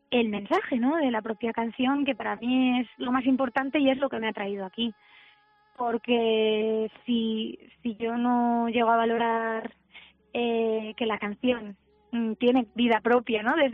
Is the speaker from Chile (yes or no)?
no; Alicante, Valencian Community, Spain; yo soy de Alicante y en mi tierra se dice palante como